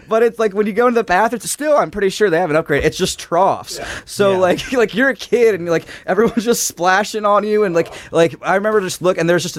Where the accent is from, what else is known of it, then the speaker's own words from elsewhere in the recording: near Graterford State Prison, Pennsylvania, United States; I grew up near Greaterford State Prison